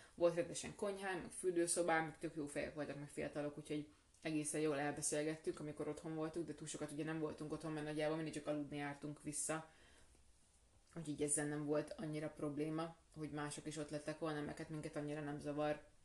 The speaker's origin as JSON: {"language": "Hungarian", "country": "Hungary", "said": "magyarok vagyunk"}